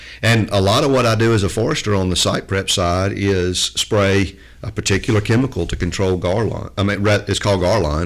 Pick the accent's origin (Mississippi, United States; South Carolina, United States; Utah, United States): Mississippi, United States; South; I grew up hunting in South Mississippi